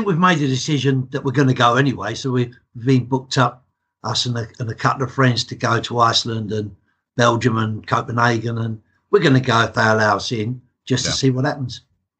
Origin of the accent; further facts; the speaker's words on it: England, United Kingdom; accent: English; as you can tell by my accent, I'm as English can be. my dad was Hungarian, right. And so half my family still lives over there.